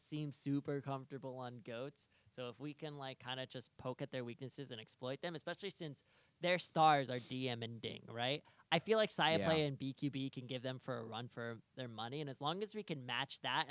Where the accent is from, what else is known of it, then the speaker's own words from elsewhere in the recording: New Jersey, United States; now in Florida, United States; I'm originally from North Jersey